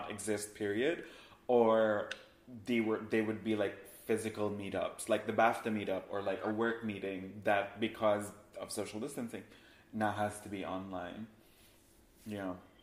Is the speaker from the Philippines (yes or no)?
yes; Philippines; moved away as an adult; also born or lived in Manila, Philippines; now in Los Angeles, United States; I grew up in the Philippines. I grew up in a very tropical country where it's very hot and it's very humid